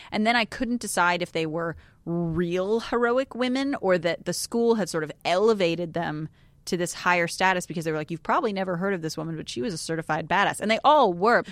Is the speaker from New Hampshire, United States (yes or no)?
no; New York, United States; moved away; also born or lived in Texas; I grew up in New York, and I went to an all-girls school